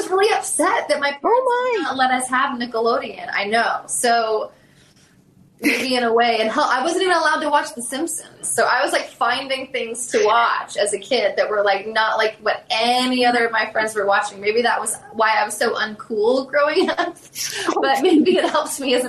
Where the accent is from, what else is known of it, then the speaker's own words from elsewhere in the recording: Southern US, United States; Like Gone with the Wind was a huge one. I'm from the South.